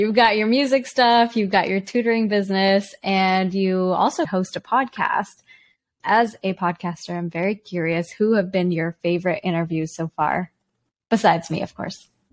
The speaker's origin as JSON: {"language": "English", "country": "Canada", "tie": "born or raised there", "also_born_or_lived": "China", "said": "My parents and I moved to Canada when I was four. We moved from China."}